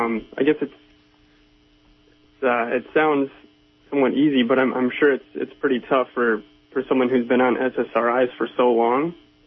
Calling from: Minnesota, United States; I'm calling in from Minnesota.

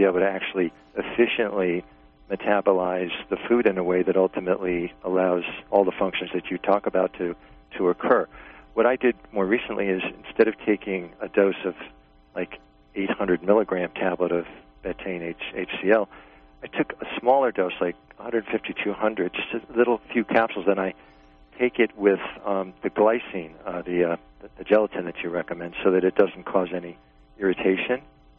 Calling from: New York, United States; I'm from New York, and I have just a question.

